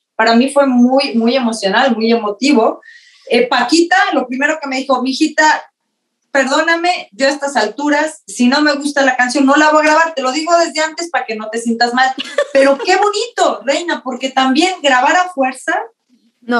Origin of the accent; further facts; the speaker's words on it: Mexico; moved away; tú también eres mexicana como yo